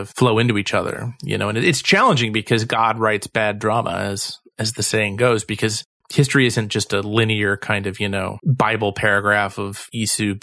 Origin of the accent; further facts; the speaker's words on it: Cleveland, Ohio, United States; I'm from Cleveland, like Harvey is